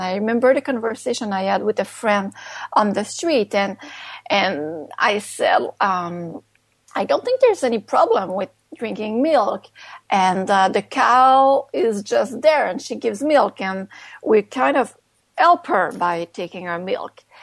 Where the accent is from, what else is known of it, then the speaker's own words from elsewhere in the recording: Canada; first language French; English is a second language; also born or lived in Montreal; I'm based in Montreal. I'm a French Canadian writer, so English is my second language